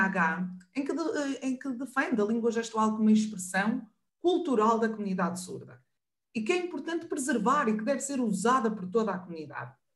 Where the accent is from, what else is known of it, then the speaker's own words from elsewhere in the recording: the North, Northern Portugal, Portugal; Eu sou do Norte